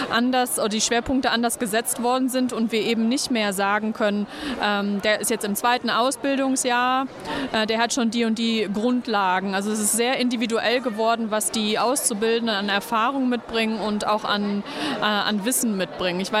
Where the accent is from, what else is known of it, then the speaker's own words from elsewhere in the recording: Münster, North Rhine-Westphalia, Germany; ich bin …, ich komme aus Münster.